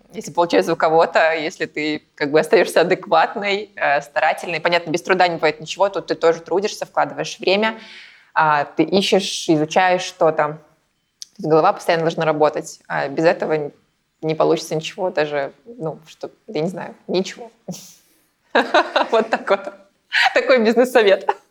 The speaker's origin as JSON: {"language": "Russian", "country": "Belarus", "moved": "as an adult", "lives_now": "Saint Petersburg, Russia", "said": "я не из России, я а из Беларуси. И переехала в Россию эм, наверное, лет назад в Петербург"}